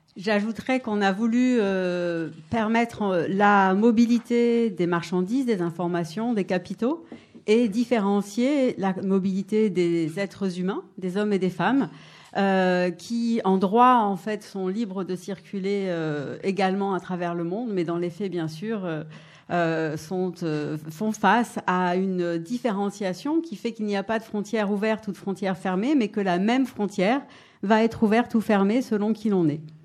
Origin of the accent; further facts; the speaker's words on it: Paris, Île-de-France, France; now in Grenoble, France; Je suis née à Paris d'une famille qui, venait d'Europe de l'Est